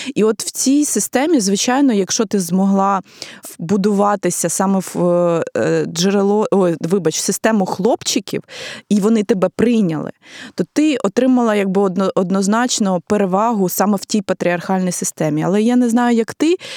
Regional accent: Ukraine; я е, ну з України

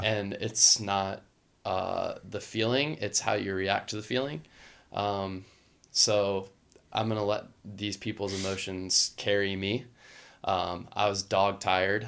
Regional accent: Louisiana, United States; growing up in the Southeast

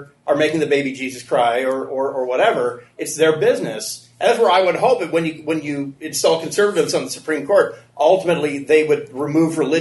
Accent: Honolulu, Hawaii, United States; now in California, United States; I was born in Honolulu

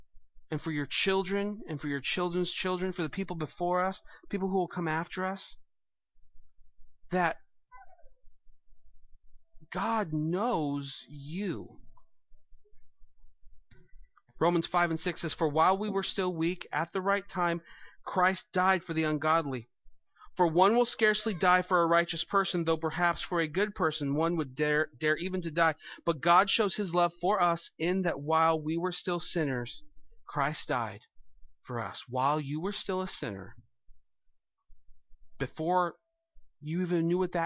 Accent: United States; I'm an American

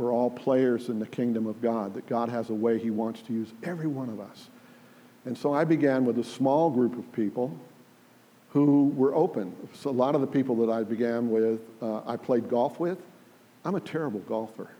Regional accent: United States; moved away as an adult; also born or lived in England; I'm an American

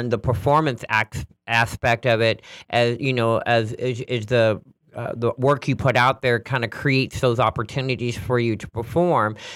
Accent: Sacramento, California, United States; And I'm originally from Sacramento, so okay.

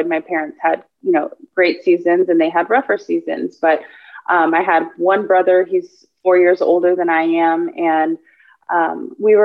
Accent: Houston, Texas, United States; also born or lived in Austin, Texas; I was born and raised in Houston, Texas. Been here my whole life

